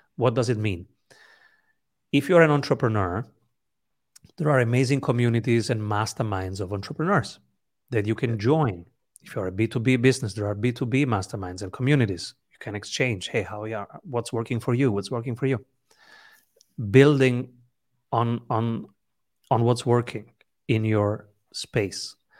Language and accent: English; Italy; English is a second language; also born or lived in the Mediterranean; I'm an Italian